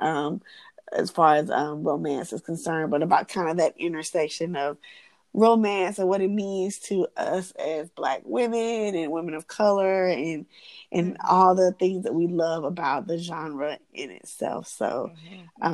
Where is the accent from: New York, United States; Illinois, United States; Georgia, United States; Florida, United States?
Georgia, United States; Atlanta; I'm born and raised in Atlanta.